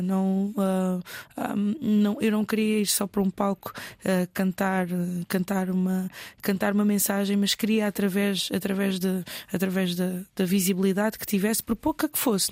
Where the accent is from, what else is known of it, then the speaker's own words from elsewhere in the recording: Lisbon, Portugal; accent: Portuguese (Portugal); also born or lived in Mozambique; eu estudei sempre em Lisboa, no centro de Lisboa, até à universidade